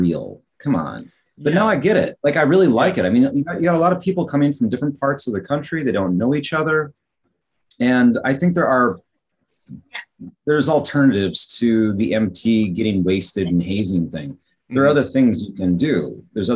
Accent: United States; moved away as an adult; also born or lived in Chicago; now in South Korea; for me being American coming from the outside

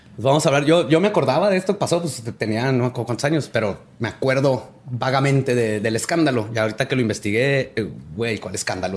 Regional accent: Ciudad Juárez, Chihuahua, Mexico; Una de las famosas de Juárez que está en telenovelas y todo vivía a tres cuadras de mi casa

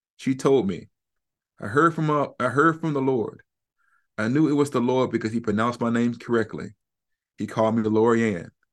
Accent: Huntsville, Alabama, United States; moved away; I'm from Huntsville, Alabama, North West Huntsville. And there wasn't an evangelical within twenty miles of where I grew up.

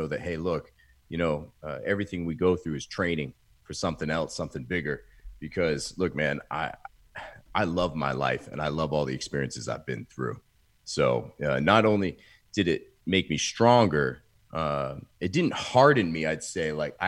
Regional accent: Maine, United States; moved away as an adult; now in Austin, United States; So pretty much born and raised in Maine, and now here in Austin, Texas for the past 14 years now.

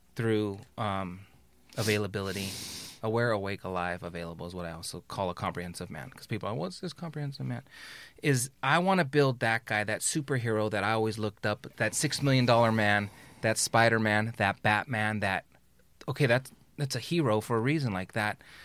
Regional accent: Carson, California, United States; I was born in Carson

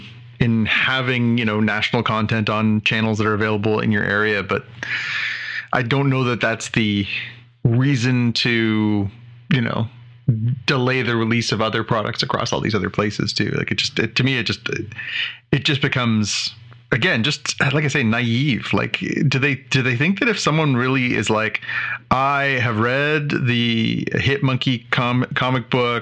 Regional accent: Canada; being Canadian

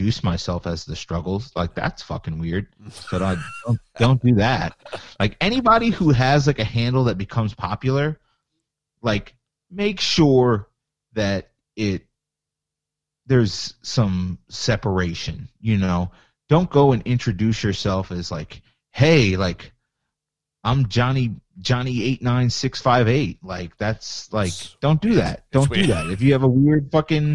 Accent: Long Island, New York, United States; I'm from Long Island

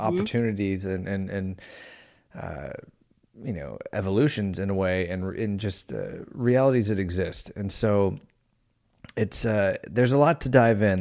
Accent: United States; we're an American man

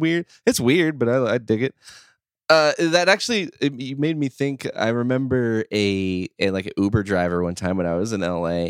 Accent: Midwest, United States; born and raised in the Midwest, currently live, uh, as well.

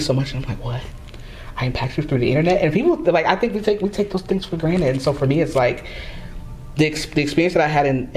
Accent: Florida, United States; I'm from Florida

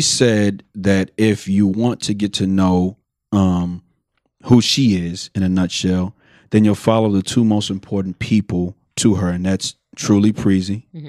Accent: Houston, Texas, United States; I'm from the Southwest, and I went to school on the North.

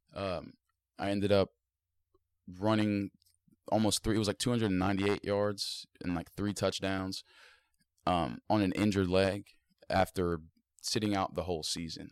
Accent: South Point, Ohio, United States; I'm from South Point, Ohio

